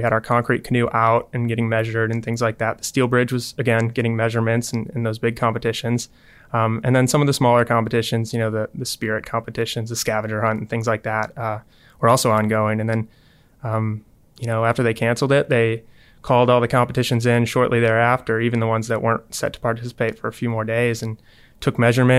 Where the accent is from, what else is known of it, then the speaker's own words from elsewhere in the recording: Mobile, Alabama, United States; also born or lived in Spanish Fort; I'm from Mobile.